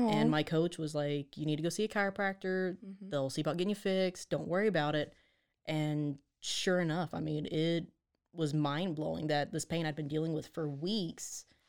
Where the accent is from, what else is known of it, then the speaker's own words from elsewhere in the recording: Texas, United States; I'm not a Waco native, but I'm definitely a Texan through and through.